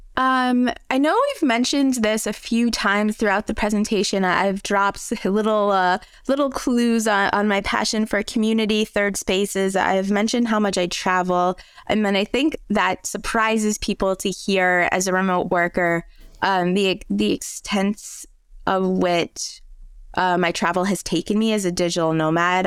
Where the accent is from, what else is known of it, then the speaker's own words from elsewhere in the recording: outside of Detroit, Michigan, United States; accent: American; moved away as an adult; also born or lived in Spain / France; now in Europe; growing up outside of Detroit